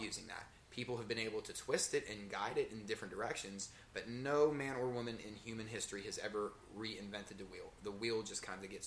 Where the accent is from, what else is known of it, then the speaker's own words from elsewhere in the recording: Hopewell Township, Pennsylvania, United States; I grew up in Hopewell Township. Everybody knows everybody.